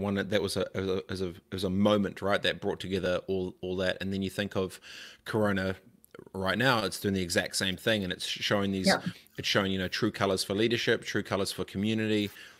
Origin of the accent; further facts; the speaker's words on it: New Zealand; I'm a New Zealander